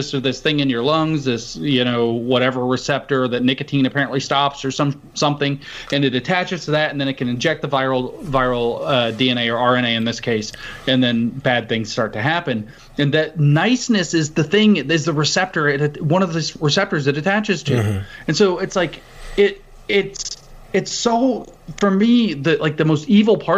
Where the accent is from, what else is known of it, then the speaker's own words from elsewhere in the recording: the South, United States; I grew up in the South